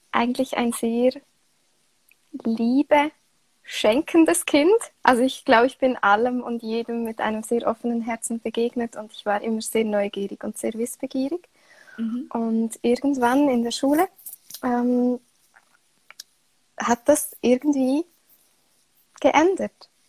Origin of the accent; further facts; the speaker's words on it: Switzerland; Wie man hört, äh, komme ich aus der Schweiz. Und ich bin aktuell 29 Jahre alt.